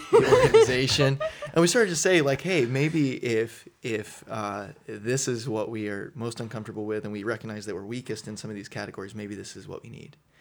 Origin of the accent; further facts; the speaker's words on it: Southern Indiana, United States; also born or lived in Louisville, Kentucky; originally, uh, grew up in, in southern Indiana